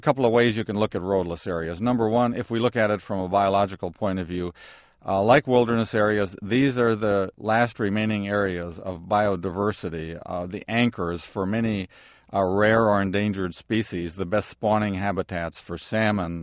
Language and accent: English; Wisconsin, United States; my home state, of uh, Wisconsin